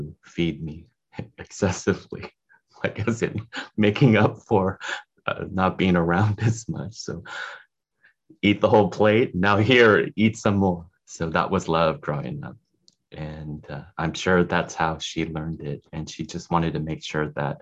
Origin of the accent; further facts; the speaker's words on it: Salinas, California, United States; I grew up in Salinas in the Central Valley of California. It's a small farm town.